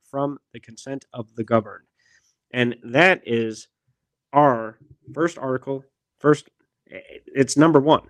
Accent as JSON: {"language": "English", "town": "Milwaukee", "region": "Wisconsin", "country": "United States", "tie": "born or raised there", "said": "I grew up in Milwaukee, Wisconsin, and my high school was actually a very small vocational school"}